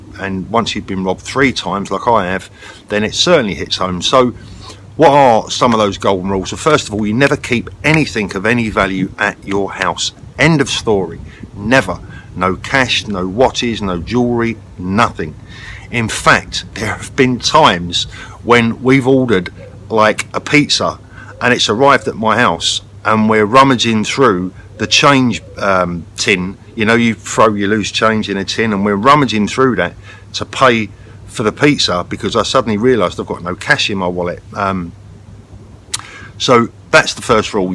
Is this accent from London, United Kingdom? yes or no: yes; London, United Kingdom; I was brought up in London.